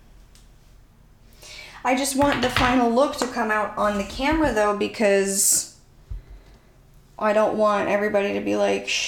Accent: Santa Clarita, California, United States; I grew up in Santa Clarita, California.

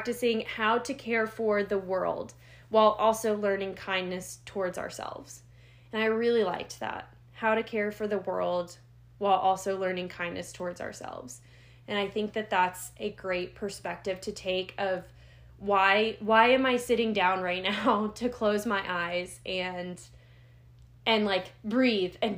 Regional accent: United States; I'm an American

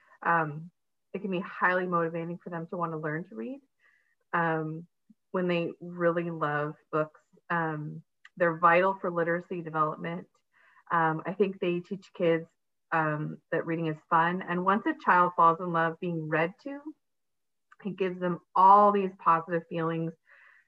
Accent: Colorado Springs, Colorado, United States; moved away as an adult; now in Seattle, United States; I grew up in Colorado Springs

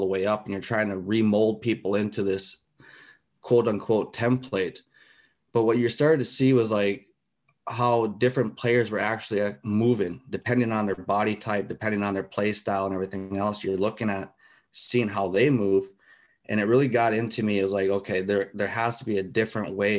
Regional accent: United States; moved away as an adult; also born or lived in Alaska / Europe; I came from the States. I grew up there

